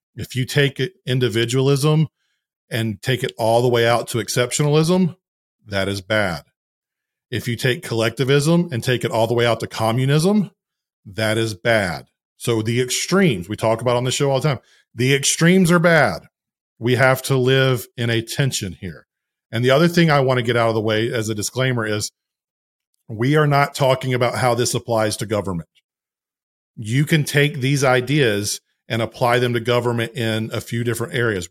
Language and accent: English; the South, United States; I'm a Southerner